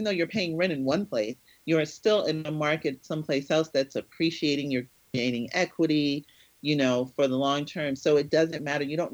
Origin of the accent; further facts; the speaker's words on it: Connecticut, United States; moved away; also born or lived in New Jersey / West Palm Beach, Florida; my hometown in Connecticut